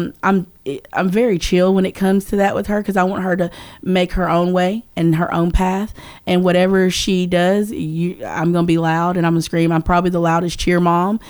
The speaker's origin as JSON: {"language": "English", "area": "Rutherford County", "region": "Tennessee", "country": "United States", "tie": "born or raised there", "said": "growing up in Rutherford County"}